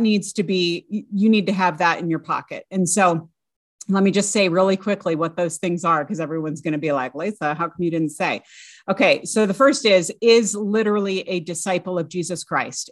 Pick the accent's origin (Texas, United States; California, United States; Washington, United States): California, United States; I grew up in the California public schools